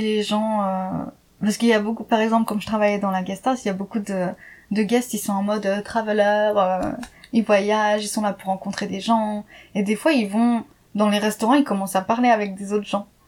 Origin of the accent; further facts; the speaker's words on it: France; moved away; je suis enfin je suis française